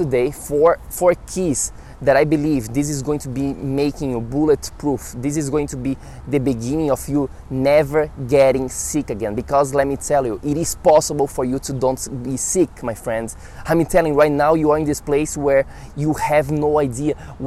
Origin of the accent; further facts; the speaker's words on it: Brazil; moved away as an adult; now in New York City, United States; I'm from Brazil.